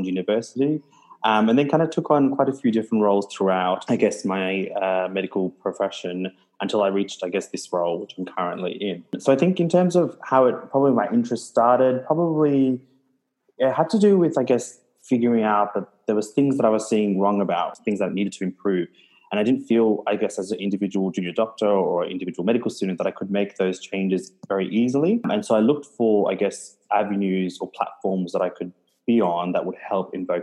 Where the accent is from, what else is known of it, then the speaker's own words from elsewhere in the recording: Melbourne, Victoria, Australia; moved away as an adult; also born or lived in Gold Coast, Australia; now in Townsville, Australia; I grew up in Melbourne.